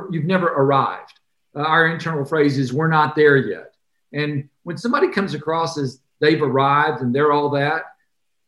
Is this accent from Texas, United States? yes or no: no; Atlanta, Georgia, United States; I grew up in Atlanta